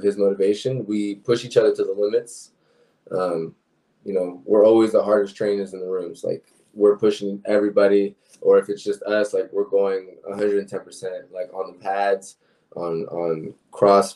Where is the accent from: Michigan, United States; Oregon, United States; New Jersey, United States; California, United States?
New Jersey, United States; Penns Grove; moved away; also born or lived in Puerto Rico (ancestry); I'm from Pensgrove, New Jersey, actually. So I visit over there. My family's over there